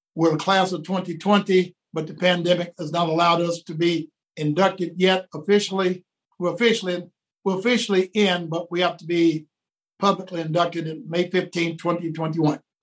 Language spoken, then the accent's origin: English; Horse Cave, Kentucky, United States; moved away; I grew up in Horse Cave, Kentucky